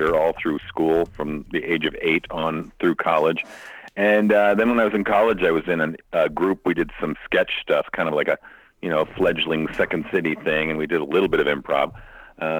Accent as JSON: {"language": "English", "town": "Santa Fe", "region": "New Mexico", "country": "United States", "tie": "born or raised there", "also_born_or_lived": "Chicago, Illinois / Dayton, Ohio / Los Angeles, California", "moved": "as an adult", "lives_now": "Las Vegas, United States", "said": "Originally from Chicago. I lived there till I was 10 and then moved to Santa Fe, New Mexico and lived there till I went to college."}